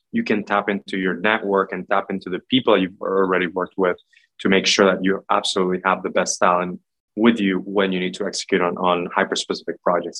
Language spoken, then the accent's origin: English; Puerto Rico; moved away as an adult; also born or lived in Boston area / Bay Area; I'm originally from Puerto Rico, born and raised. I moved to the US for college